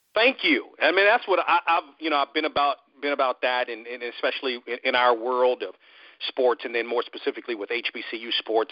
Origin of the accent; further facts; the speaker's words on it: Washington, District of Columbia, United States; moved away; I'm originally from the Washington D.C. area